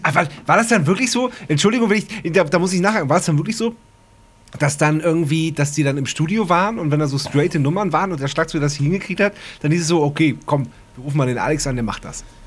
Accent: Wendland, Lower Saxony, Germany; bei uns im Wendland

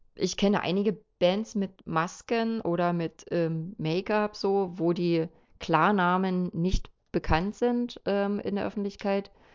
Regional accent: eastern Germany, Germany; bei uns im Osten

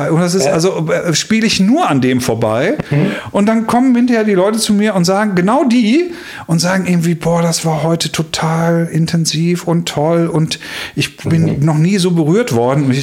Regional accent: Schleswig-Holstein, Germany; born there; ich bin in Schleswig-Holstein geboren, in so eine, ich sag mal, in so eine leicht norddeutsche Haltung

